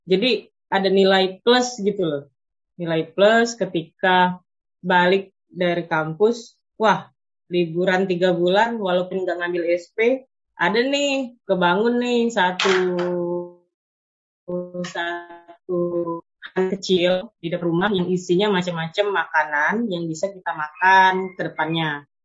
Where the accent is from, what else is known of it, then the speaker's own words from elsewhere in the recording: Musi Banyuasin, South Sumatra, Indonesia; saya dari dari musi banyu asin iya saya dari gambut